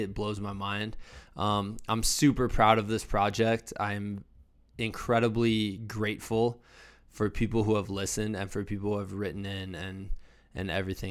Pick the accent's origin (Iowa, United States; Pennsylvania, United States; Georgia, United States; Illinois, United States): Iowa, United States; moved away; also born or lived in Virginia; I'm from Iowa. We didn't really have many bears.